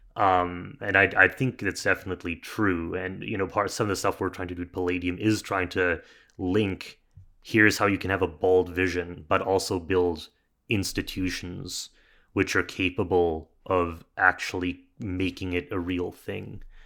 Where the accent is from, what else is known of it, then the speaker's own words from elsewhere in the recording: Canada; we're both Canadian here